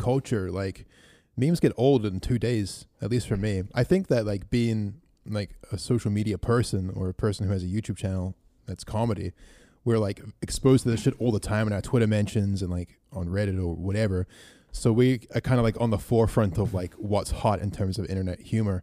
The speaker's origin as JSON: {"language": "English", "country": "New Zealand", "tie": "born or raised there", "said": "we grew up in New Zealand, which isn't a very racist country"}